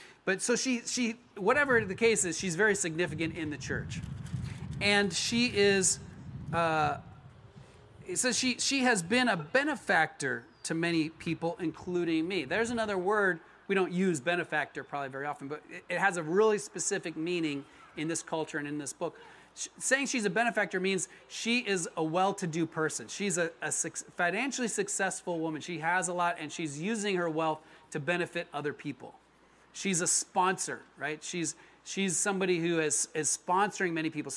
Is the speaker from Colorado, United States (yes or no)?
yes; Colorado, United States; moved away as an adult; also born or lived in Florida / California; now in Los Angeles, United States; I really identify as a Coloradan, even though I've been in California way more than I was ever in Colorado. I was in Colorado from age 7 to age 19 or something